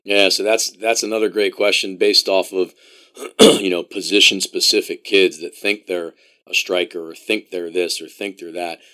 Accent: Columbia, Maryland, United States; now in Illinois, United States; I grew up in Columbia, Maryland

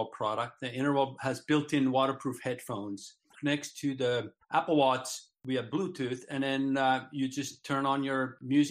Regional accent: Finland; now in Solana Beach, United States; I'm originally from Finland, sort of a transplant from Finland

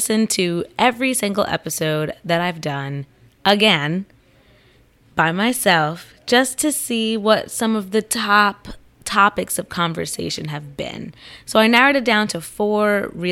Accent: Central New Jersey, United States; Central New Jersey, where I'm from.

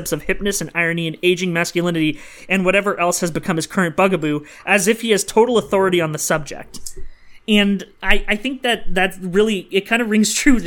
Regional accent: Sudbury, Ontario, Canada; my hometown, Sudbury, Ontario

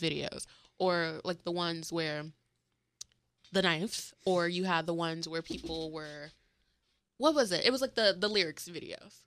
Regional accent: St. Petersburg, Florida, United States; I'm from St. Petersburg, Florida

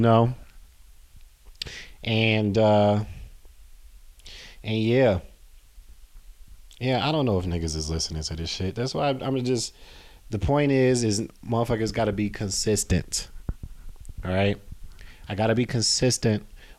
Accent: Chicago, Illinois, United States; I'm from Chicago

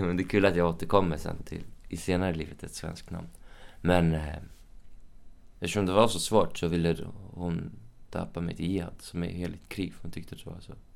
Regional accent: Uppsala, Uppsala County, Sweden; now in Stockholm, Sweden; jag är uppväxt i Uppsala, så jag har min familj i Uppsala.

